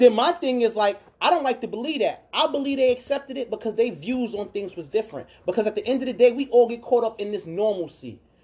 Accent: New York City, New York, United States; where I grew up at in New York, it was a movie theater called Cross Bay

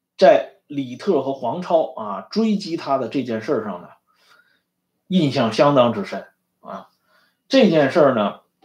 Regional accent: China; 我们中国人

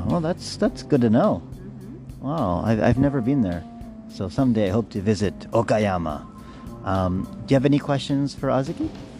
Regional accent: Saskatchewan, Canada; moved away; my hometown, Saskatchewan, which is best known for growing.

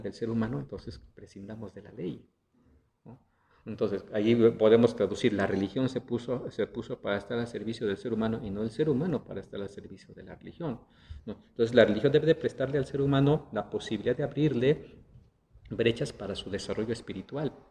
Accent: Mexico; somos eh, como, como, mexicanos, nacimos en el contexto de una cultura católica

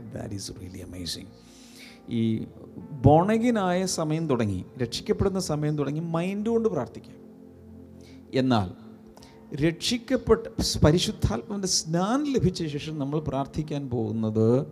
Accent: Malayali, Kerala, India; ഞാൻ മലയാളിയാണ്

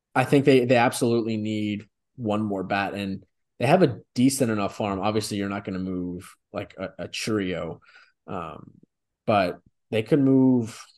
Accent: Memphis, Tennessee, United States; now in Chicago, United States; We grew up with that in Memphis

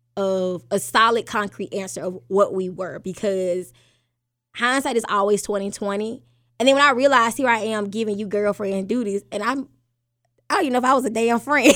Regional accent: Alabama, United States; I'm born and raised in Alabama

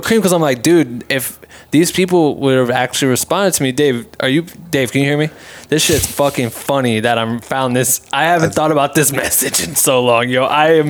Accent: Iowa, United States; So I remember him playing in our hometown or like not my hometown, Des Moines, Iowa

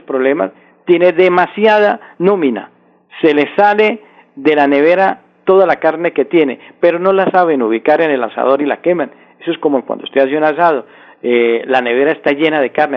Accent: Colombia; como colombianos

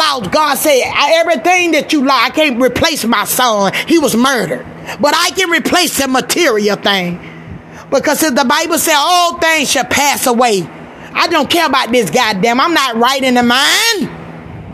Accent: Georgia, United States; now in California, United States; I'm from Georgia

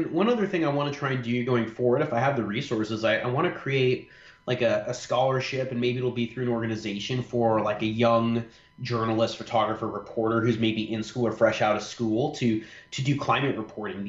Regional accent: Orange County, California, United States; growing up in Orange County

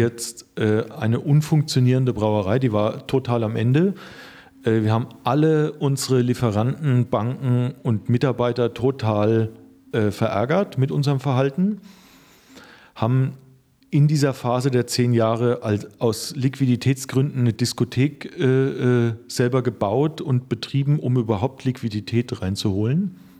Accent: Rhön, Lower Franconia, Bavaria, Germany; geboren bin ich in der Rhön. Äh, die Rhön ist, äh, liegt in Unterfranken

